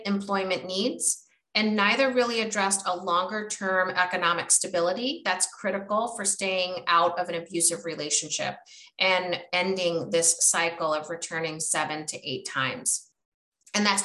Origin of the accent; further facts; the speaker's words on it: Florida, United States; moved away as an adult; also born or lived in Oregon; I was born and raised in Florida